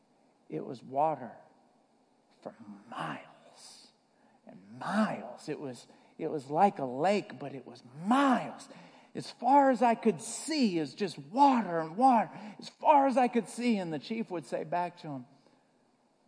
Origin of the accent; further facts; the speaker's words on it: the South, United States; I grew up in the South